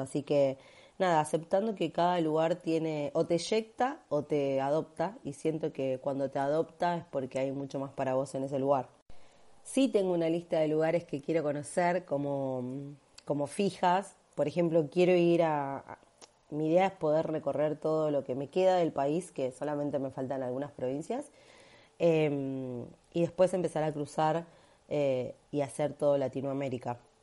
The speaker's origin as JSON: {"language": "Spanish", "region": "Buenos Aires", "country": "Argentina", "said": "soy de Buenos Aires, Argentina"}